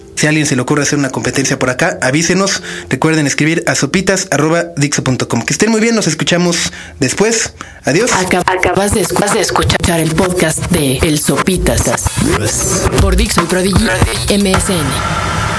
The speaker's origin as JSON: {"language": "Spanish", "country": "Mexico", "said": "como mexicano"}